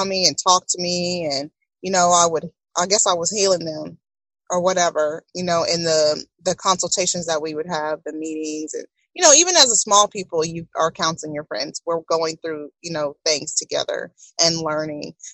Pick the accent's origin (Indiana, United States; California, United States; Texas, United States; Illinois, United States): Texas, United States; Tomball; I came from Tomball.